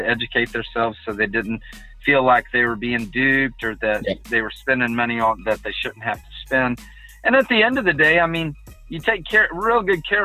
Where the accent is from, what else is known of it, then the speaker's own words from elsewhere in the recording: Katy, Texas, United States; now in Humble, United States; I'm from Katy, so the first 3 years, my real estate was all in Katy